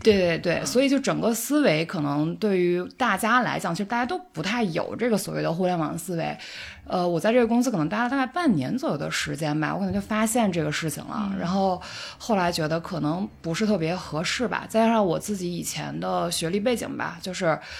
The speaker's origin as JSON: {"language": "Chinese", "town": "Jincheng", "region": "Shanxi", "country": "China", "tie": "born or raised there", "also_born_or_lived": "Milan, Italy", "moved": "as an adult", "lives_now": "Beijing, China", "said": "我是在山西敬城嗯，呃，出生的，然后也是那边儿人"}